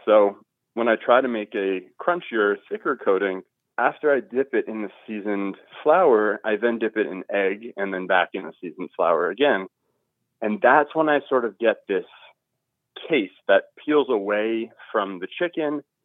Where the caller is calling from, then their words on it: Overland Park, Kansas, United States; I'm calling from Overland Park, Kansas